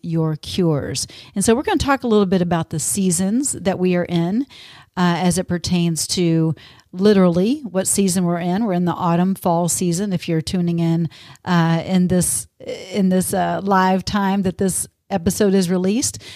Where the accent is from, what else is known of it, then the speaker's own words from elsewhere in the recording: Texas, United States; now in Minnesota, United States; growing up in Texas